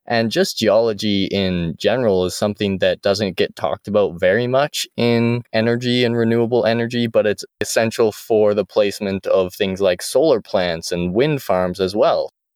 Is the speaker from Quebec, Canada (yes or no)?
no; Airdrie, Alberta, Canada; my hometown of Airdrie